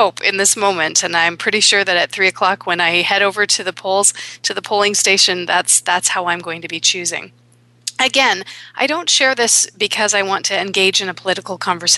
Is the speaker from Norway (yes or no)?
no; Canada; also born or lived in Toronto; I am Canadian